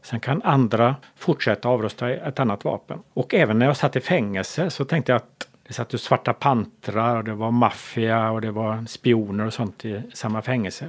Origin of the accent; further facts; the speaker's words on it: Gothenburg, Västra Götaland, Sweden; Jag är uppväxt här, en av byfånarna i Hammarkullen. Jag, jag flyttade hit när jag var barn, tioårsåldern, redan på 70-talet